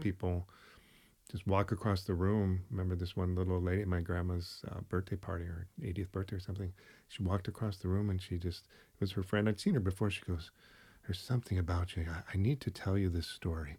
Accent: United States; moved away as an adult; now in Vancouver, Canada; I'm from the States

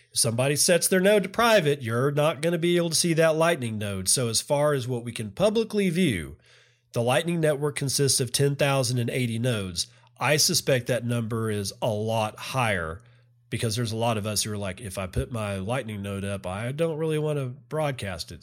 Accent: Texas, United States; I'm from Texas

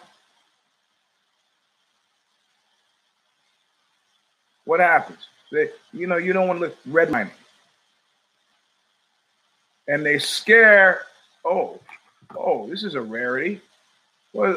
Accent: New Rochelle, New York, United States; I grew up in New Rochelle, Westchester

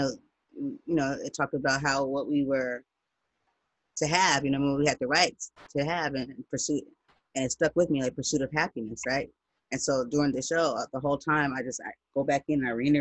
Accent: United States; I'm not from Africa. I'm black. I'm American

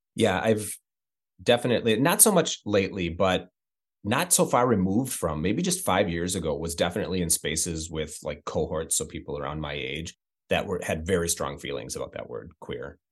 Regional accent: Midwest, United States; moved away; also born or lived in Chicago; I come from the Midwest and a rural Midwest

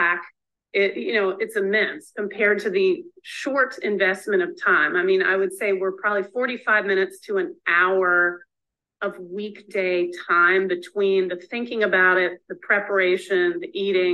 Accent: the South, United States; I'm from the South

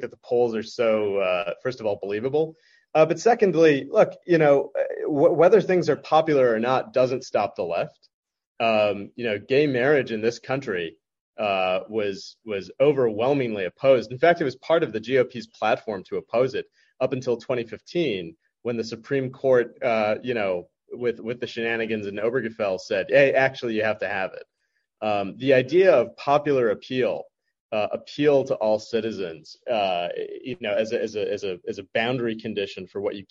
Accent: United States; I was born and raised in the United States

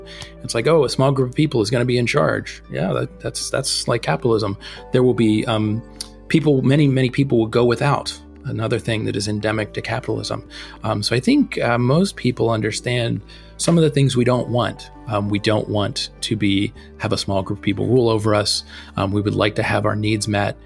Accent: outside of Philadelphia, Pennsylvania, United States; I grew outside of Philadelphia, and there was not a lot of socialism talk where I grew up either.

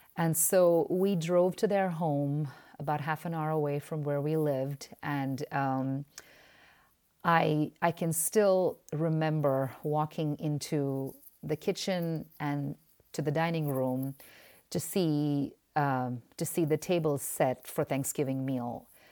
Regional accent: India; moved away as an adult; now in United States; being Indian and having been part of the Indian i-, immigrant church for almost fourteen to fifteen years

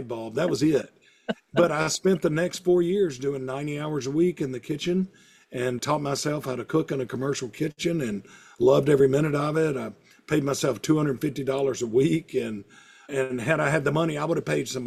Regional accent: Hattiesburg, Mississippi, United States; also born or lived in Starkville, Mississippi; I kind of moved back to Hattiesburg, my hometown

